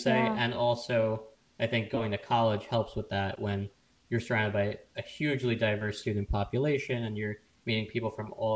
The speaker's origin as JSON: {"language": "English", "area": "Long Island", "region": "New York", "country": "United States", "tie": "born or raised there", "said": "I grew up in a town on the eastern end of Long Island that is predominantly white, Caucasian, little in the way of diversity"}